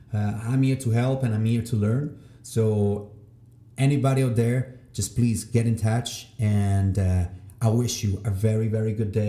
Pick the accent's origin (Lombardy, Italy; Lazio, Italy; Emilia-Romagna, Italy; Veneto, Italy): Lazio, Italy; Rome; English is a second language; moved away as an adult; just because it's a mix of 7 different countries, which is all the countries that I've been living. And of course, there's a bit of Italian, which is, that's where I came from. I'm from Rome